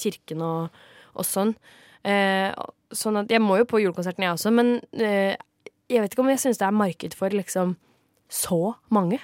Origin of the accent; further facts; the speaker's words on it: Kragerø, Telemark, Norway; Jeg er jo fra Kragerø